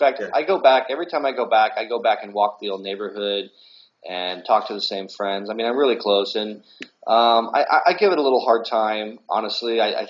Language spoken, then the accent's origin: English; Blue Springs, Missouri, United States; Yeah, so growing up in Blue Springs was great.